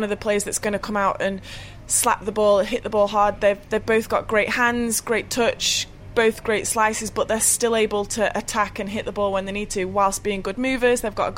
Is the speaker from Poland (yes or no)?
no; United Kingdom; that's what I'm used to first, being British.